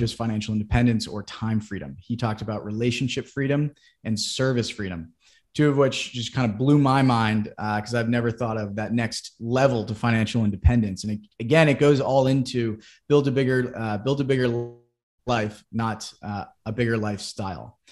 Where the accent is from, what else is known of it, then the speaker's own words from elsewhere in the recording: Wellesley, Massachusetts, United States; I'm originally from Boston, Massachusetts, or a little bit outside in Wellesley